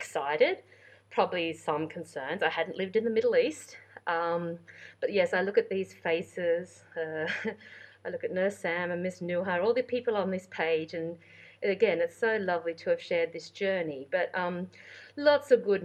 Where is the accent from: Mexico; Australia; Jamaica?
Australia; rural New South Wales; moved away as an adult; also born or lived in London; I was born and raised in Australia. I'm very proud Australian. It's my home country. I grew up in the country areas of New South Wales, a state